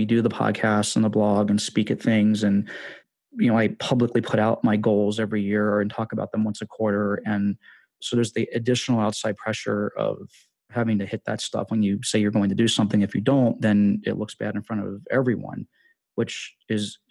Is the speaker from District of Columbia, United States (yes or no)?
yes; Washington, District of Columbia, United States; moved away as an adult; also born or lived in Las Vegas / Costa Rica; I'm from Washington, D.C., but we had moved to Vegas for a year